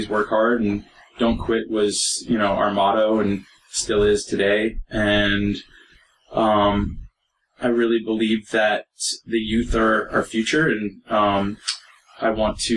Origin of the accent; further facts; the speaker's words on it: Portland, Maine, United States; now in Los Angeles, United States; I grew up in Portland, Maine.